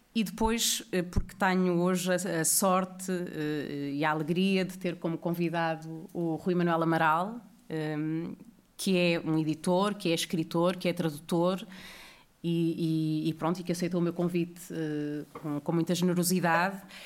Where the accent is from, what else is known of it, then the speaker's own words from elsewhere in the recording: Porto, Norte, Portugal; eu também sou do Porto